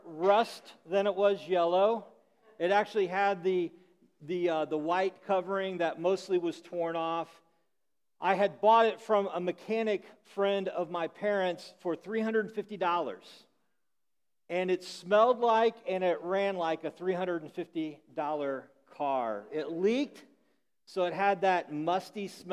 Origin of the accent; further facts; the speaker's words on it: Illinois, United States; I grew up in Illinois